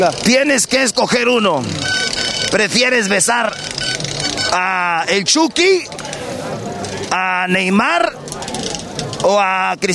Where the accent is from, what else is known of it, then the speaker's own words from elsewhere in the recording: Guadalajara, Jalisco, Mexico; now in Bakersfield, United States; De Guadalajara, somos de Guadalajara. ¿Cuánto tiempo viviendo en Bakersfield? Uh, ah, 10 años, diez años.